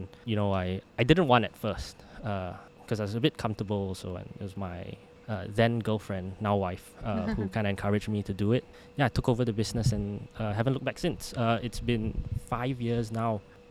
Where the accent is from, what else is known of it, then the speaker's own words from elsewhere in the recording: Singapore; But being Singaporean still, I had to come back for national service.